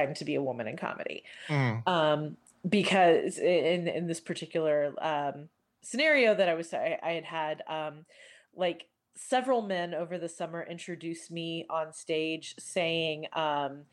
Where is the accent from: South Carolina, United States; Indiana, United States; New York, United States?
Indiana, United States; Indianapolis; I'm from Indianapolis